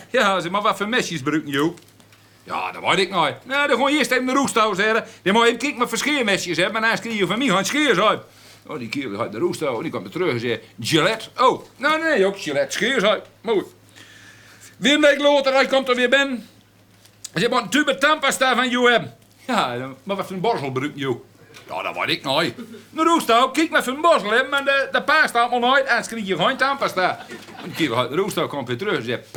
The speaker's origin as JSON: {"language": "Dutch", "country": "Netherlands", "said": "Ik ben, ik ben Hollander"}